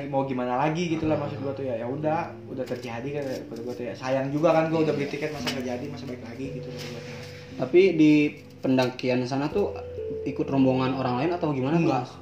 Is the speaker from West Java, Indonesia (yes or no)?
yes; Bogor, West Java, Indonesia; hmm. gue dari Bogor